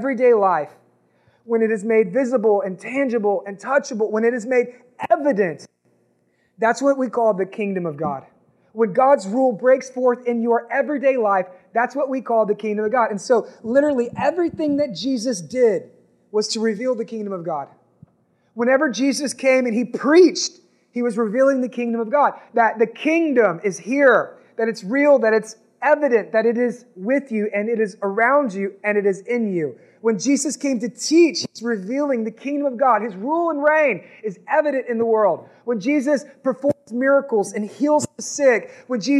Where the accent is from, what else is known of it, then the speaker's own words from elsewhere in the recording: United States; we're American